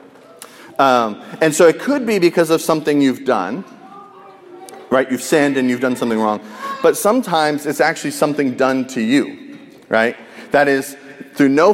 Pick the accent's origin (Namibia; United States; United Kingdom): United States; as an American